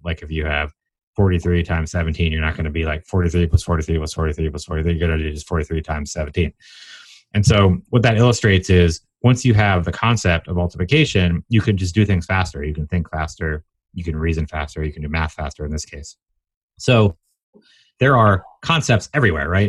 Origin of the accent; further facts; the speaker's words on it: Atlanta, Georgia, United States; also born or lived in Washington, D.C.; I grew up in Atlanta, for what it's worth, born in D.C.